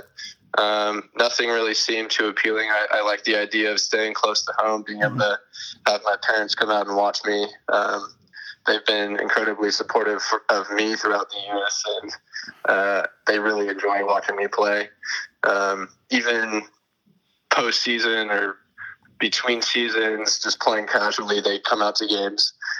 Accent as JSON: {"language": "English", "town": "San Jose", "region": "California", "country": "United States", "tie": "born or raised there", "said": "I grew up in San Jose, California"}